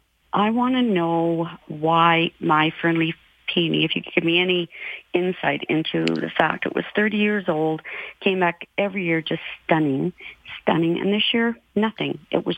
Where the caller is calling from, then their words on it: Lethbridge, Alberta, Canada; I'm calling from Lethbridge.